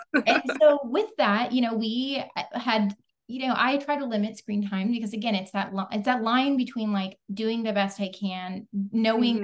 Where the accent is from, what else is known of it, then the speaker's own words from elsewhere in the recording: the Ozarks, United States; now in Texas, United States; I come from the Ozarks originally, I live in Texas now.